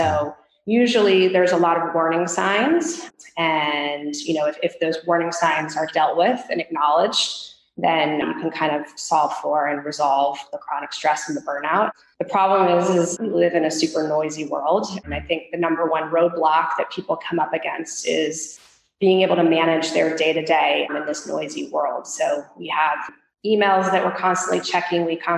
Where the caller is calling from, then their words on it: California, United States; I am speaking from the Bay Area, just right outside San Francisco in the heart of Silicon Valley.